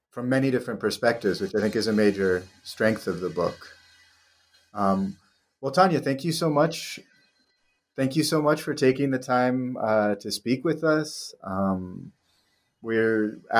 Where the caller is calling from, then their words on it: Colombia; I mean, I'm I'm speaking from from Colombia, which I think is the world's fourth largest producer of palm oil